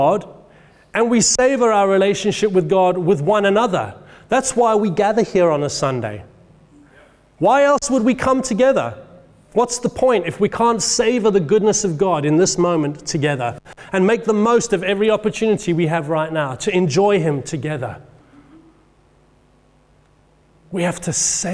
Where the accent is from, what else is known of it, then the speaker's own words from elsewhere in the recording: England, United Kingdom; I'm speaking as an Englishman